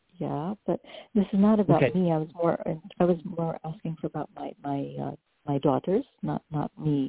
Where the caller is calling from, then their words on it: New York, United States; I'm calling from New York.